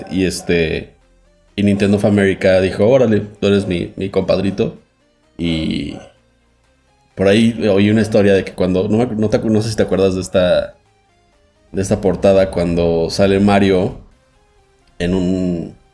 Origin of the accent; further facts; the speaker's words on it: Mexico; soy periodista de México.